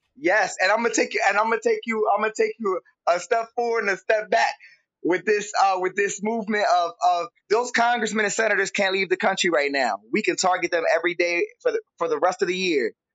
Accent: Camden, New Jersey, United States; I'm from Camden, New Jersey

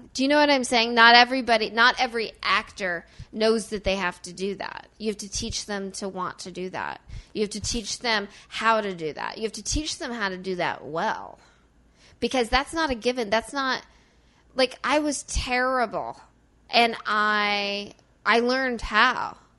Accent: Mount Vernon, Illinois, United States; So this is not my natural accent. I probably did my. I'm from a very small town in Illinois.

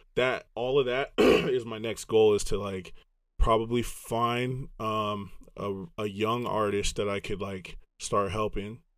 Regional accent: Los Angeles, California, United States; accent: Southern SoCal surfer boy; also born or lived in Grand Rapids, Michigan; I'm from the West Coast

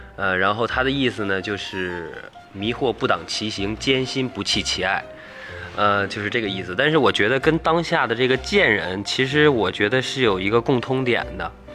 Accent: Shijiazhuang, Hebei, China; moved away as an adult; now in Beijing, China; 我是石家庄人

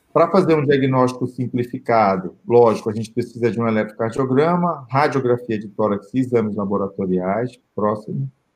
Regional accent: Belém, Pará, Brazil; o perfil Belém, né, que é a minha terra

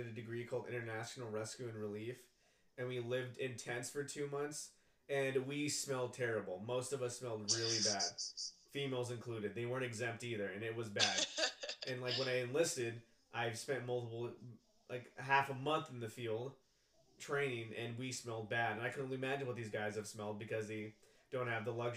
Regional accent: Kansas, United States; also born or lived in Guatemala; growing up in Kansas

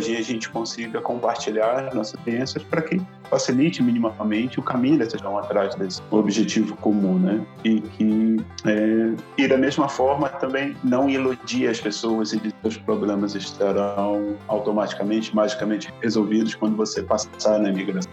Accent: Belém, Pará, Brazil; moved away as an adult; also born or lived in Coimbra, Portugal / Rio de Janeiro; now in Canada; eu saí do Pará, de Belém, né? Que foi a, é a minha cidade natal

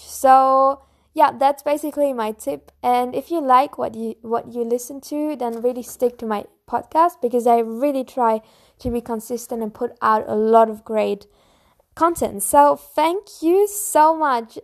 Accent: Bavaria, Germany; I'm from Germany, more in the south of Germany, from Bavaria. And I live close to Munich

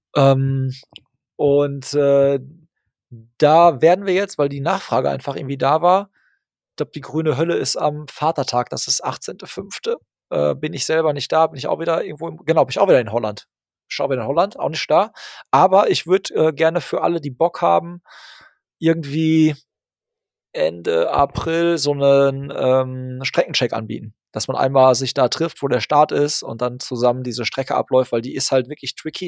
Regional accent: Hagen, North Rhine-Westphalia, Germany; in meine Heimatstadt Hagen

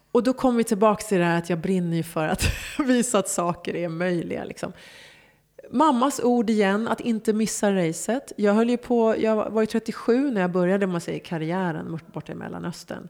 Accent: Stockholm, Stockholm County, Sweden; moved away as an adult; also born or lived in Hollywood, Los Angeles; Gamla Enskede för mig är liksom... Det är idyllen. Det, det är liksom på landet men mitt i stan. Mm. Och där jag växte upp liksom, med alla minnen.

